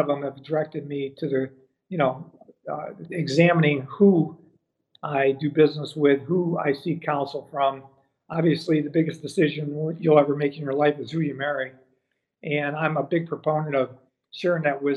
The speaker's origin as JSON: {"language": "English", "town": "Lorain", "region": "Ohio", "country": "United States", "tie": "born or raised there", "said": "I grew up in Lorain, Ohio, which is on the west side of Cleveland."}